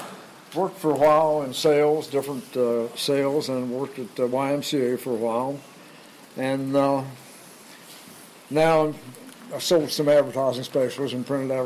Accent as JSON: {"language": "English", "town": "Clarksburg", "region": "West Virginia", "country": "United States", "tie": "born or raised there", "lives_now": "Randolph County, United States", "said": "born and raised in Clarksburg. Lived in Randolph County now since 1969."}